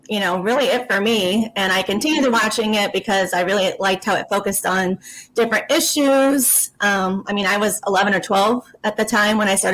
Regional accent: Illinois, United States; Well, I've been living in Champaign Urbana for not quite 20 years. Um, but I grew up in West Central Illinois in a very rural area

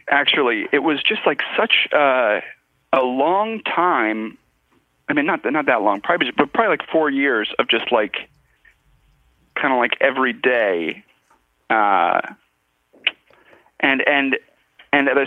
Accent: Virginia, United States; I went home, and I'm from Virginia

